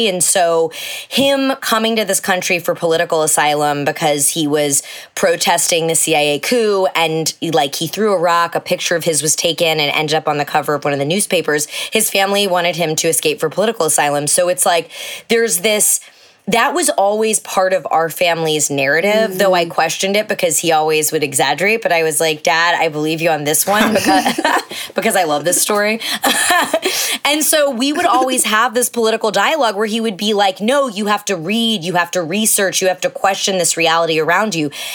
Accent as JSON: {"language": "English", "region": "Texas", "country": "United States", "tie": "born or raised there", "said": "growing up in evangelical Texas"}